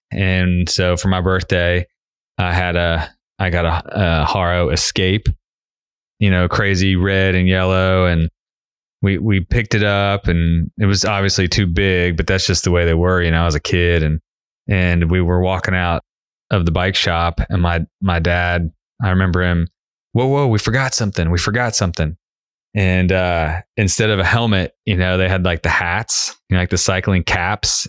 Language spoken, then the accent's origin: English; Cincinnati, Ohio, United States; now in Knoxville, United States; I grew up in Cincinnati